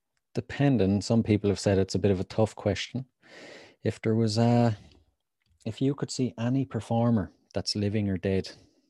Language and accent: English; Leinster, Ireland; There's this haunted house just outside my hometown. It's supposedly the most haunted house in Ireland.